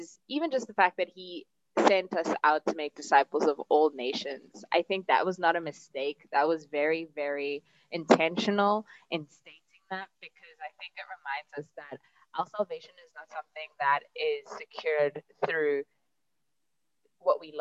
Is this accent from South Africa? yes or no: yes; South Africa; as a South African